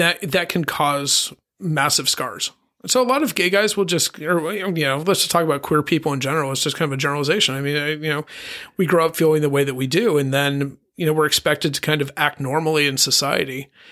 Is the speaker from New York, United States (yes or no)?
no; Colorado, United States; also born or lived in Pittsburgh, Pennsylvania; now in Palm Springs, United States; my dad moved us to Colorado, and I'm a Colorado kid